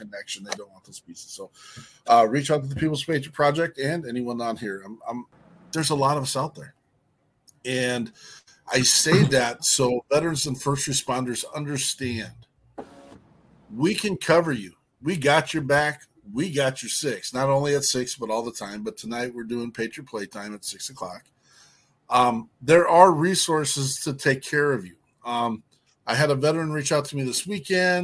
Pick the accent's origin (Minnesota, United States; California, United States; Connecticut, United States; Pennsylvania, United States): Minnesota, United States; we're from Minnesota